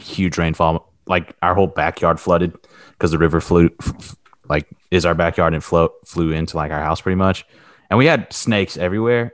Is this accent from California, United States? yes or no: no; Arkansas, United States; we're all from Arkansas